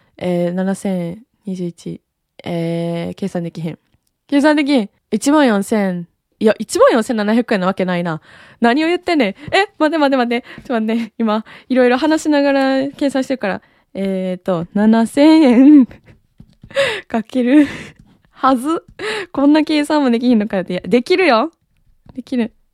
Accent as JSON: {"language": "Japanese", "country": "Japan", "tie": "born or raised there", "said": "生まれも育ちも日本"}